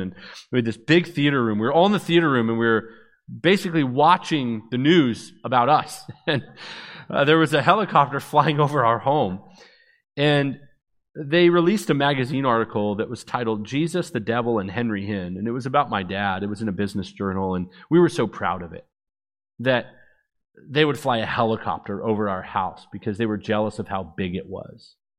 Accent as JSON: {"language": "English", "town": "Vancouver", "region": "British Columbia", "country": "Canada", "tie": "born or raised there", "also_born_or_lived": "Orlando, Florida", "said": "That's where I was born, even though I was raised in Vancouver, British Columbia"}